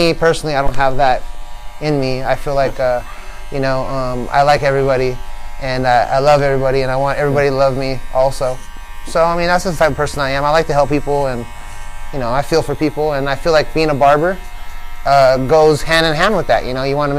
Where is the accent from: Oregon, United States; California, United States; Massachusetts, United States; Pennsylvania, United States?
California, United States; La Habra; I grew up in La Habra at a place off a street called Pinehurst